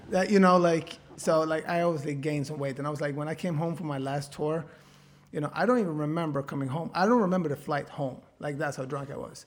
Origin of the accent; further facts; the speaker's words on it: Sweden; I'm from such a small town in Sweden